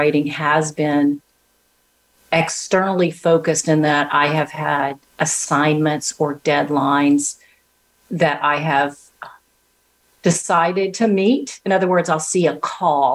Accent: Arkansas, United States; I'm from Arkansas, so they say aunt, not aunt

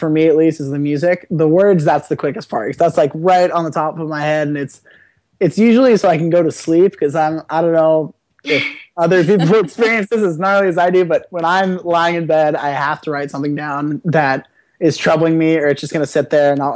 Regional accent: Ohio, United States; now in Malibu, United States; growing up in Ohio and then moving to Malibu, moving to California

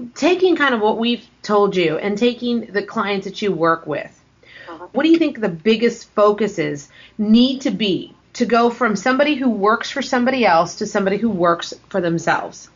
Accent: Los Angeles, California, United States; When I grew up in Los Angeles, I went to a public school

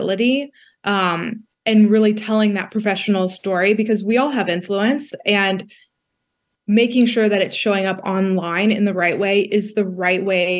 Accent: West Texas, United States; moved away as an adult; now in Washington, DC, United States; I grew up in West Texas.

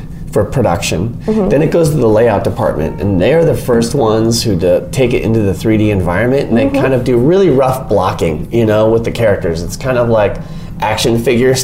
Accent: Minnesota, United States; moved away as an adult; also born or lived in northern Michigan; now in California, United States; I grew up in Minnesota

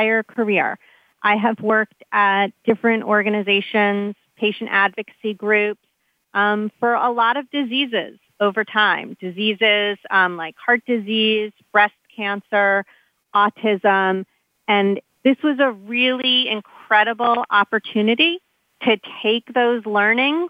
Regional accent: New York City area, United States; now in Millburn, New Jersey, United States; I'm fortunate to have lived in the New York City area my entire life

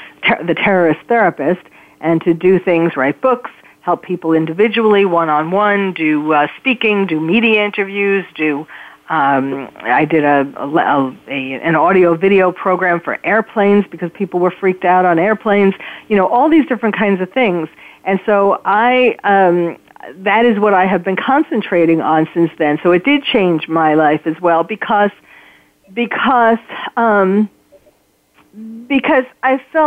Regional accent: New York City, New York, United States; moved away as an adult; now in California, United States; I'm born and raised in New York City

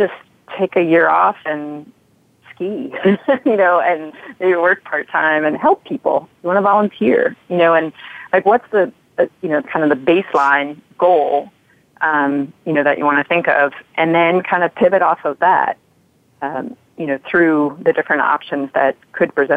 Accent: New York, United States; moved away as an adult; also born or lived in Midwest; growing up in New York, going to school in the Midwest

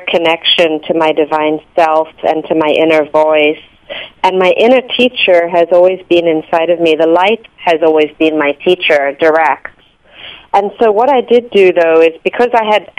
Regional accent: South Africa; moved away; Growing up in South Africa in an apartheid structure

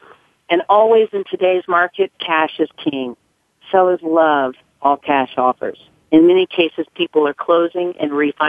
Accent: the South, United States; I was raised in the South, and, you know, I was raised to never talk about money.

